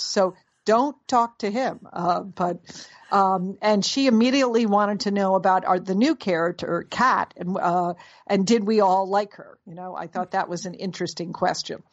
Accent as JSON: {"language": "English", "region": "Connecticut", "country": "United States", "tie": "born or raised there", "said": "our mother, who lived in Connecticut, where we grew up in Connecticut"}